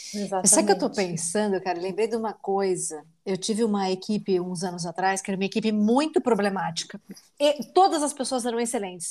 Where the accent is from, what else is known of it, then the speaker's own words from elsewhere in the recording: Brazil; moved away as an adult; Ser a única mulher latina nos ambientes é basicamente a minha vida desde que eu saí do Brasil